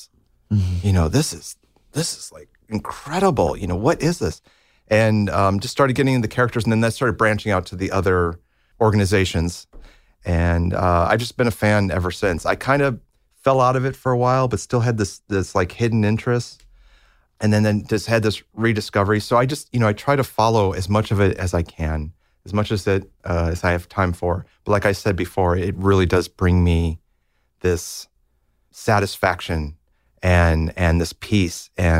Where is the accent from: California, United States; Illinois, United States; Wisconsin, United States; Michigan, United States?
Illinois, United States; Libertyville; Yeah, I grew up in Libertyville, which is about 30, 40 minutes north of Chicago.